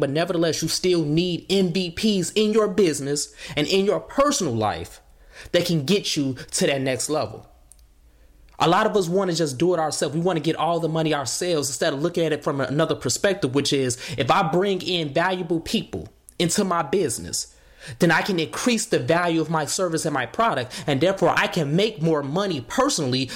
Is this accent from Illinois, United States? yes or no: yes; Chicago, Illinois, United States; growing up in Chicago